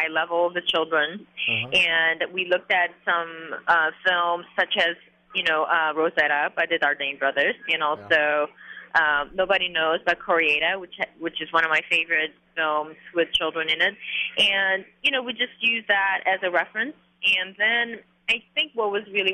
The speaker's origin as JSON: {"language": "English", "country": "South Korea", "tie": "born or raised there", "also_born_or_lived": "New York", "moved": "yes", "said": "these memories that I had of growing up in Korea when I was young"}